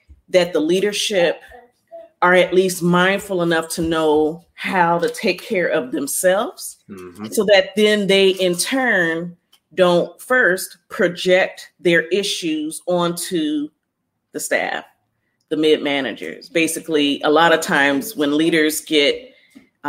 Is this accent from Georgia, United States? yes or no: no; Ohio, United States; moved away as an adult; also born or lived in Columbus, Ohio; now in Los Angeles, United States; I'm from Ohio. I'm now in LA, downtown Los Angeles.